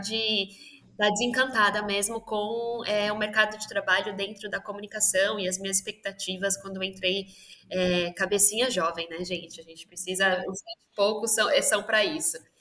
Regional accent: São Paulo, Brazil; eu sou de São Paulo, nascida e criada aqui nessa terra de selva de pedra

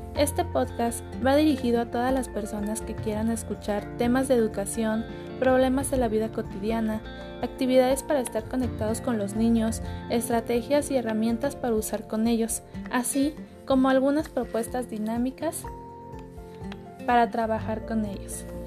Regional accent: Mexico; soy mexicana

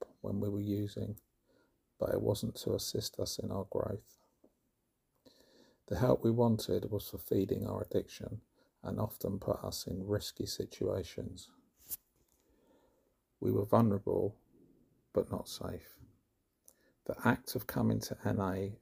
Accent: London, United Kingdom; now in Somerset, United Kingdom; I am originally from West London and live in Somerset now

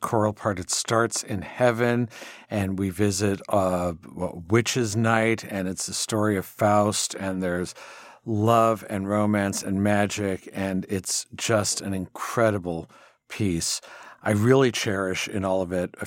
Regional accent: California, United States; I'm from California

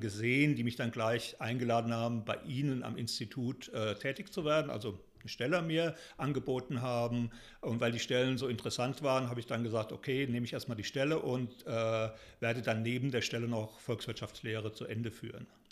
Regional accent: Germany; moved away as an adult; now in Taunus, Germany; Ich bin im Spessart und Odenwald aufgewachsen, lebe jetzt eben äh, im Taunus

